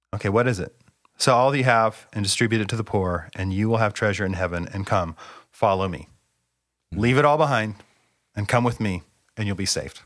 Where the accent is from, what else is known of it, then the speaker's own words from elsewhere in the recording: Bellingham, Washington, United States; I grew up in Bellingham, Washington. I've lived in the Pacific Northwest my entire life.